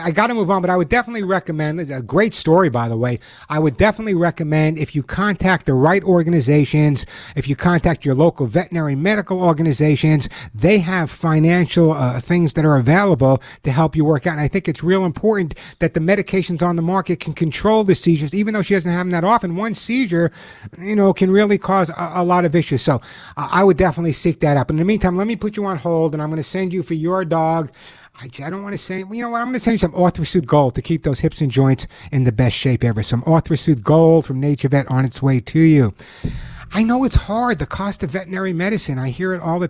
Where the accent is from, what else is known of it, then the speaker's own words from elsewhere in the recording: East Coast, United States; now in California, United States; I grew up on the East Coast